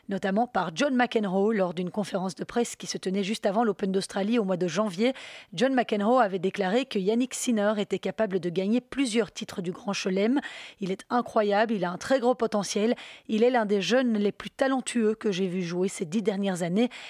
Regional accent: Canada; Ça m'a beaucoup amusé parce que je suis canadien.

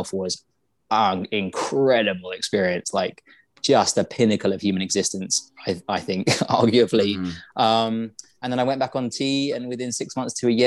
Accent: England, United Kingdom; we're all English

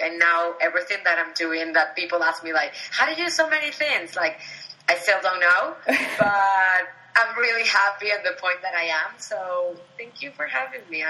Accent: Venezuela; moved away; I was born and raised in Venezuela.

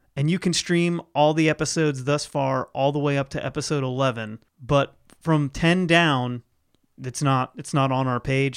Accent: Ohio, United States; moved away; Ohio, my home state, where all my family is

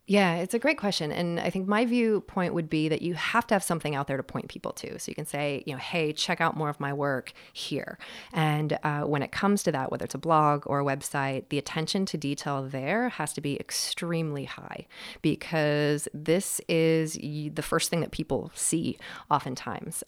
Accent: Western Washington State, United States; also born or lived in Seattle; I grew up in Western Washington State, uh, in what turns out was, uh, sort of the boonies, uh, out in farmland

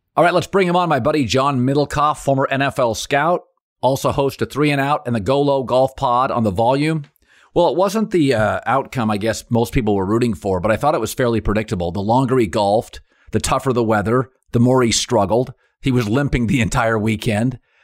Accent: West Coast, United States; I grew up in the West Coast

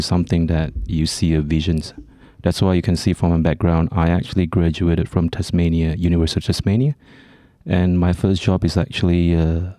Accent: Kuala Lumpur, Malaysia; born or raised there; also born or lived in Penang; now in Australia

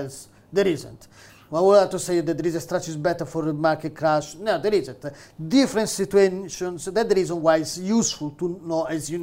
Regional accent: Rome, Lazio, Italy; English is a second language; moved away as an adult; now in Manchester, United Kingdom; I grew up in Rome

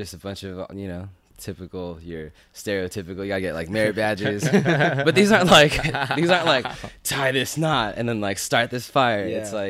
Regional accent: Chino, California, United States; Grew up in Chino, California.

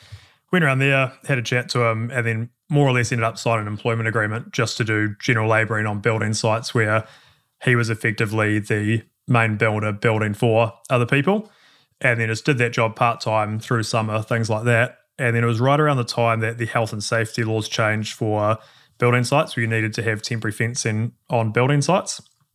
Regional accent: Christchurch, Canterbury, New Zealand; born and raised in Christchurch, so sort of lived by the university and been here my whole life.

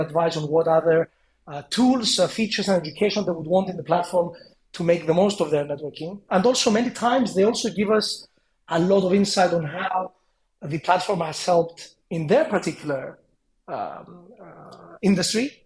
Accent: Cyprus; moved away; also born or lived in London; I come from a small place. I come from Cyprus

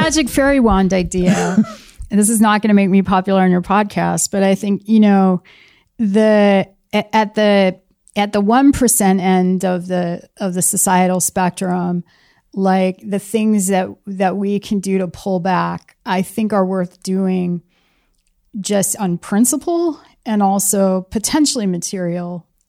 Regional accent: California, United States; I come from Silicon Valley or, you know, I'm a product of Silicon Valley

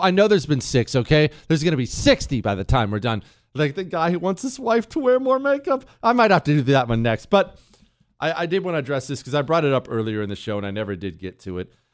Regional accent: United States; me as an American

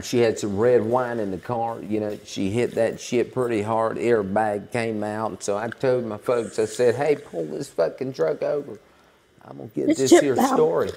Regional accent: Savannah, Georgia, United States; I was in Savannah. I was in my hometown.

